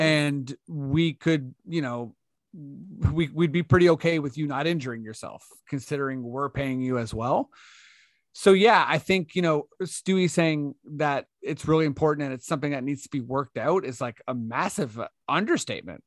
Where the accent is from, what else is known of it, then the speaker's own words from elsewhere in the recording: Canada; as a Canadian